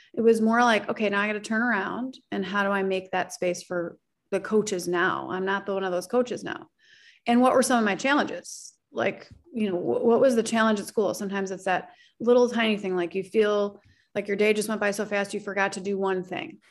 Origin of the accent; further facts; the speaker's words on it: Oak Park, Illinois, United States; I grew up right outside of Chicago, um, in a community, Oak Park and River Forest